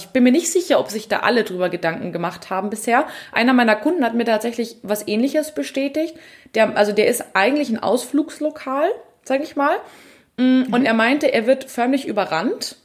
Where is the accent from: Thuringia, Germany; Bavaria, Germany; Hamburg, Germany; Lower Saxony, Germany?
Bavaria, Germany; bei uns in Bayern